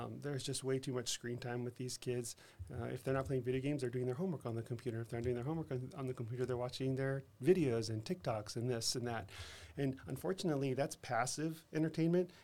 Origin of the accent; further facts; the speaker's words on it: El Paso, Texas, United States; also born or lived in Seattle, Washington / Denver, Colorado / Boston, Massachusetts; now in San Antonio, United States; I grew up in El Paso, Texas